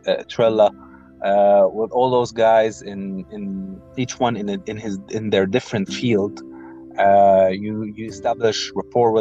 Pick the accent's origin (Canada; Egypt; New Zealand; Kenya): Egypt; I'm from Egypt